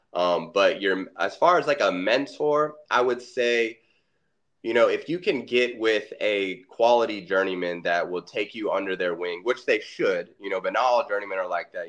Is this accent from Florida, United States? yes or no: yes; Orlando, Florida, United States; I was born and raised in Orlando, Florida